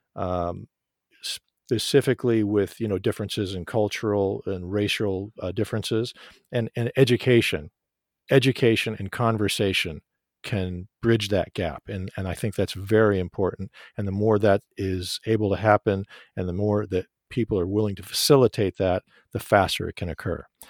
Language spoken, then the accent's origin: English; Tehran, Tehran Province, Iran; now in United States; I was, I was born in Tehran, Iran